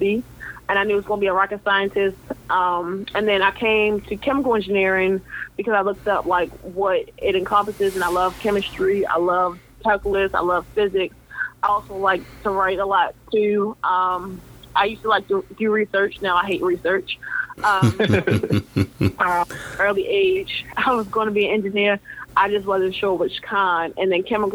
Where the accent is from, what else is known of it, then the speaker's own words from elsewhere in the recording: Baltimore, Maryland, United States; I'm from Baltimore, Maryland.